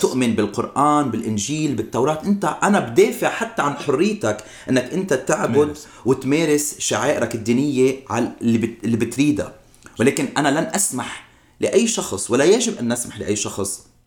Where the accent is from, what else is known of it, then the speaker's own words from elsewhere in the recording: Lebanon; now in United States; إقامتي بالولايات المتحدة كوني مواطن أمريكي عربي لبناني أمريكي